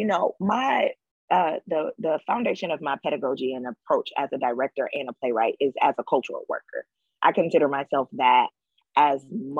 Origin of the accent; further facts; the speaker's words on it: Detroit, Michigan, United States; All those women come from Alabama, though I am born and raised in Detroit.